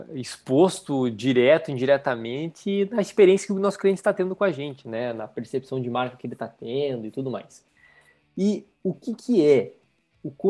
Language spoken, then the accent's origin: Portuguese; Rio Grande do Sul, Brazil; Eu sou do interior do estado, então, do Rio Grande do Sul. Então é, um, é uma, uma, cidade pequena que não tinha Chili Beans, né?